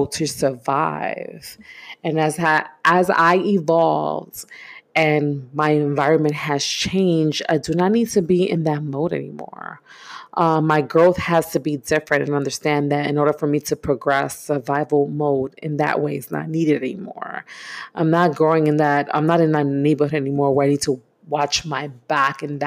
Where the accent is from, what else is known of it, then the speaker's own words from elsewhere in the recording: New York City, New York, United States; I grew up in East New York, Brooklyn, born and raised in the 80s